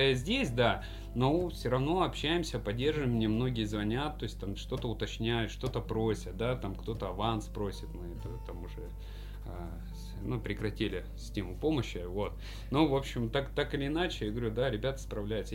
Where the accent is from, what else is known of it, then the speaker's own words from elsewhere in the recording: Stavropol Krai, Russia; в Ставропольском крае, откуда я родом